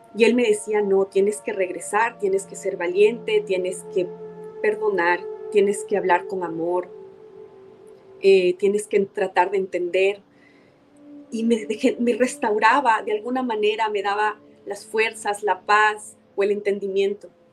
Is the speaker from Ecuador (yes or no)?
yes; Ecuador; las personas en mi país